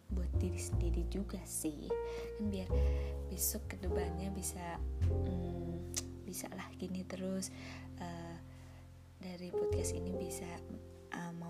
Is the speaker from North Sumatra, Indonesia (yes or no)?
no; Surakarta, Central Java, Indonesia; Terus aku asalnya dari Solo.